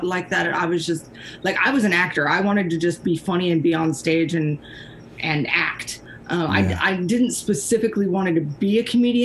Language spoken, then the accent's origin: English; Ojai, California, United States; also born or lived in Isla Vista, California; now in Ventura, United States; I'm from Ojai. It's legally on my birth certificate